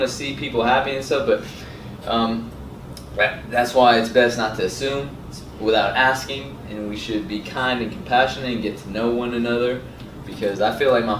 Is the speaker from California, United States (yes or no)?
no; Atlanta, Georgia, United States; also born or lived in Saudi Arabia / Dunwoody, Georgia / Valdosta, Georgia; I grew up in ATL